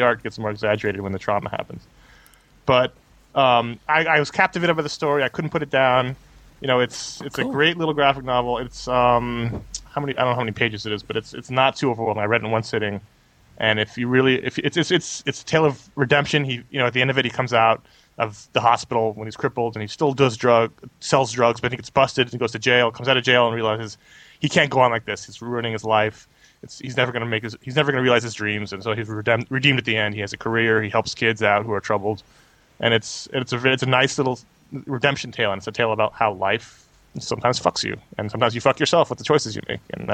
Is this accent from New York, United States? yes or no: yes; New York City, New York, United States; I grew up in New York City at the same time period.